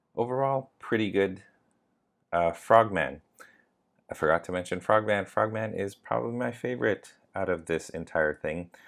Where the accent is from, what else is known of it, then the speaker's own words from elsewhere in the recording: Canada; I am from Canada, and I am Asian